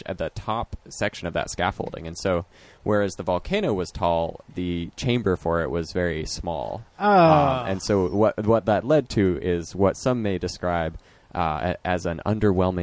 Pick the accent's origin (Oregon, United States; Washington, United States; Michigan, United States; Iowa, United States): Oregon, United States; also born or lived in Hillsboro / Portland; growing up in Oregon, and I am forever a fan of OMSI